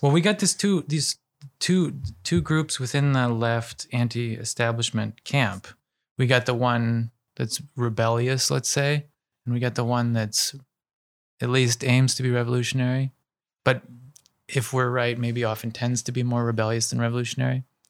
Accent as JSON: {"language": "English", "region": "Ohio", "country": "United States", "said": "I'm from Ohio"}